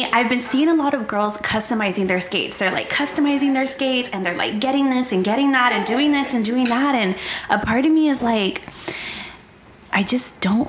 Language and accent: English; San Antonio, Texas, United States; I was young. I grew up here in San Antonio.